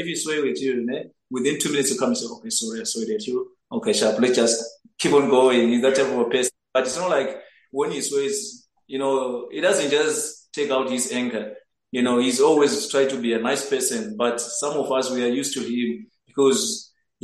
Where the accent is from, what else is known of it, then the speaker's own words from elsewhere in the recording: Zimbabwe; moved away as an adult; now in South Africa; I'm originally from Zimbabwe